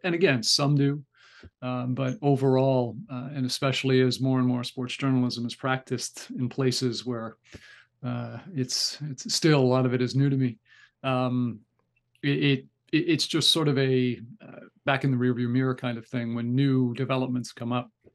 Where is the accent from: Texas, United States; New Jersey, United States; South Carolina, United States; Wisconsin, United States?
New Jersey, United States; Newark; I grew up right outside of Newark, New Jersey